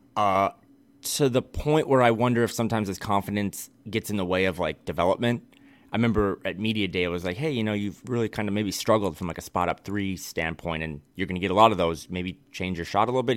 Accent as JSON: {"language": "English", "region": "Midwest", "country": "United States", "moved": "yes", "lives_now": "West Coast, United States", "said": "I am a Midwesterner through and through. I love my home state and my home region"}